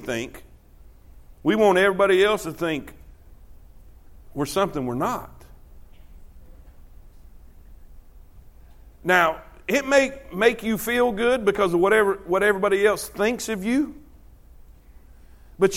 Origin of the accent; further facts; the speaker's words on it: South Florida, United States; I grew up in South Florida